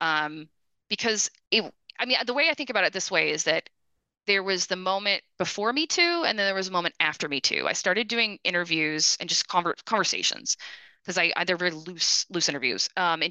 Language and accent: English; United States; also born or lived in Austin, Texas / outside Detroit, Michigan / Brazil; as an American who is either a grad student or a brand new professor